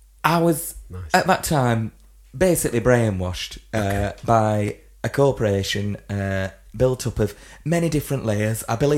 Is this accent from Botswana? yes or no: no; Halifax, Yorkshire and the Humber, United Kingdom; In my hometown of Halifax.